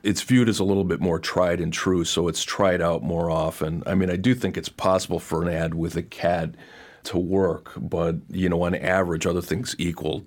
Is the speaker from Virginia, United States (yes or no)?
no; Detroit, Michigan, United States; I'm from Detroit